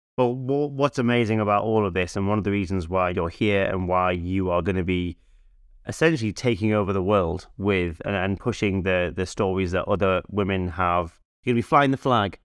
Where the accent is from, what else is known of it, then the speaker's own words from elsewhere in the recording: Newcastle upon Tyne, North East England, United Kingdom; we, we grew up in Newcastle